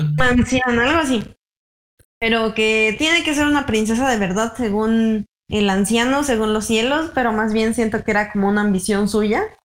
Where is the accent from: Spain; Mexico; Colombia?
Mexico